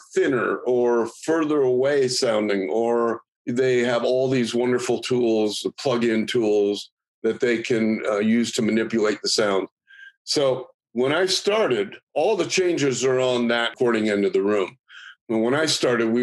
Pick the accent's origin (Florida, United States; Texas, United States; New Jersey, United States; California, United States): California, United States; San Francisco; I was in high school and I grew up in San Francisco